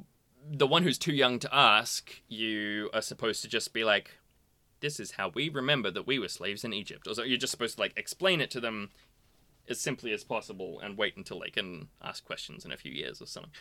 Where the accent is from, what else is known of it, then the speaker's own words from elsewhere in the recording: Australia; we're both Australian